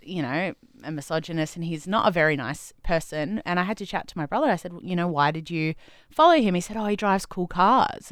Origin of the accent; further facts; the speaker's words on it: Adelaide, South Australia, Australia; moved away; I grew up in Adelaide